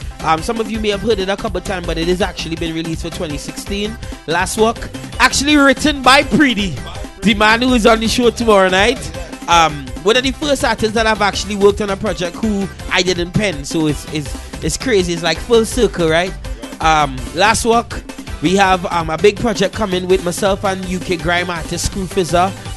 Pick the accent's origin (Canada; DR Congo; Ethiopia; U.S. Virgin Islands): DR Congo; now in United Kingdom; I'm a Congolese artist. I'm come from the Democratic Republic of Congo